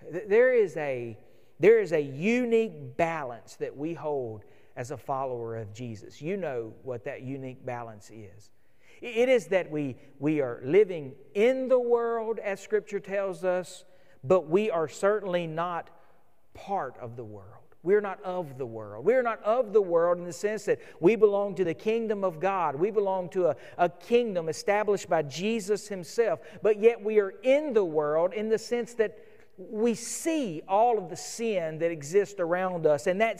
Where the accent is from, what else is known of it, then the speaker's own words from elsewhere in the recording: United States; as modern American believers